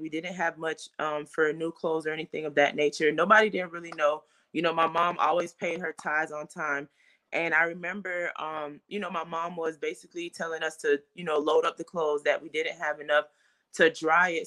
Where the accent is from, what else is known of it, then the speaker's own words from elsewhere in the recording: Fort Lauderdale, Florida, United States; I am from Fort Lauderdale, Florida, born and raised.